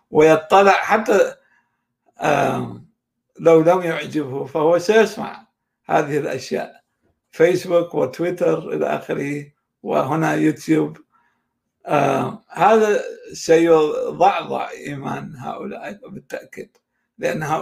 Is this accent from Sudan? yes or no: no; Iraq; born there; مسألة حظ لا أكثر وانا حظي الاكشر ان اني ولدت في العراق